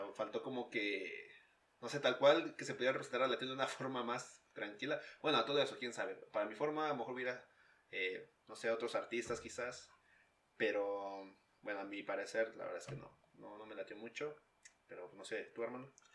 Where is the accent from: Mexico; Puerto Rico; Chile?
Mexico; Pachuca, Hidalgo; now in Utah, United States; de mi ciudad natal, Pachuca